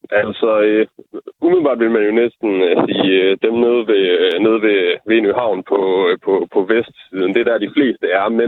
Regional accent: Venø, Central Denmark Region, Denmark; moved away; jeg laver måske ikke lige det store på Venø. Det er jo bare der, hvor jeg voksede op

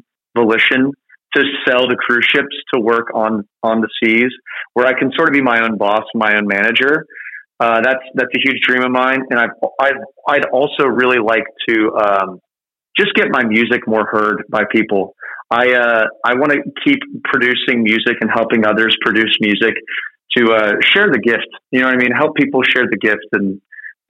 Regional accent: Cincinnati, Ohio, United States; moved away; I grew up in Cincinnati

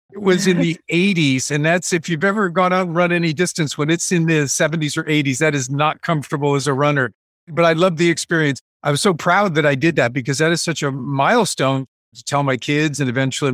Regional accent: Ohio, United States; also born or lived in Honolulu, Hawaii / New York / California / Connecticut; I grew up all over the place. I was born in Honolulu, Hawaii. I lived in several spots in New York, several spots in California, Connecticut, ultimately Ohio. And all of that happened by the time I was a teenager.

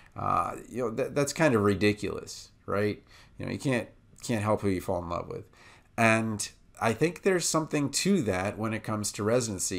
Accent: Washington, District of Columbia, United States; moved away as an adult; also born or lived in Baltimore; now in Iowa, United States; I'm from Washington, D C, and then I moved to Baltimore

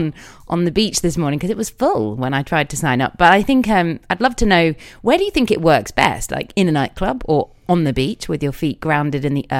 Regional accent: England, United Kingdom; just being English

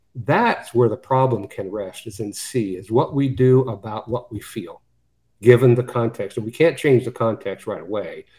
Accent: Western Pennsylvania, United States; I grew up in Western Pennsylvania

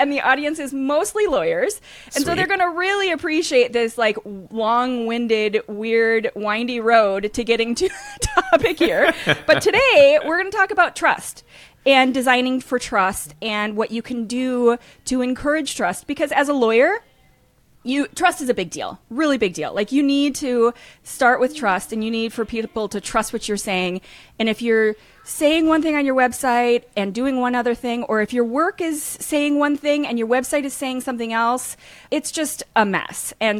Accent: Minnesota, United States; Well, I grew up in Minnesota, so I add a long O to everything.

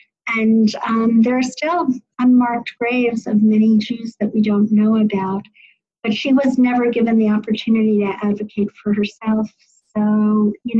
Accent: White Plains, New York, United States; now in Silver Spring, United States; so I am from White Plains, New York. I was the only Orthodox kid in my elementary, junior high school and high school

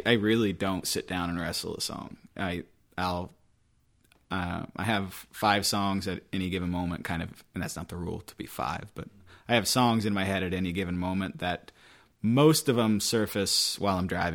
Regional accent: West Linn, Oregon, United States; moved away as an adult; I grew up in West Lynn, Oregon

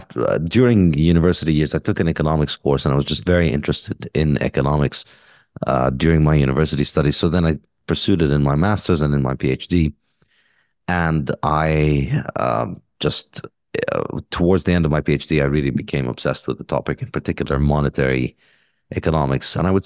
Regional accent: Ramallah, Ramallah and al-Bireh Governorate, Palestine; I mean, I grew up in Palestine, in Ramallah. My father's a doctor.

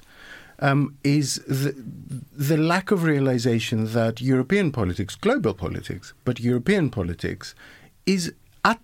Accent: Greece; In the case of Greece, you know, my home country

